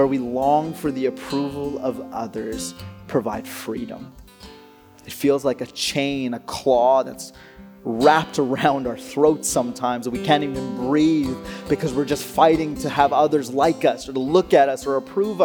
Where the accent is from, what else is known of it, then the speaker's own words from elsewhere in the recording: Alberta, Canada; I grew up in Alberta